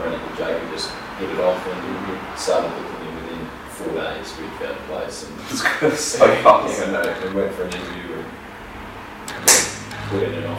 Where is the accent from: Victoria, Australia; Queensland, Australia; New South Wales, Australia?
New South Wales, Australia; near Armidale; moved away as an adult; also born or lived in England; now in Sydney, Australia; I'm from Reupload, which is near Armidale, it's 7 hours north.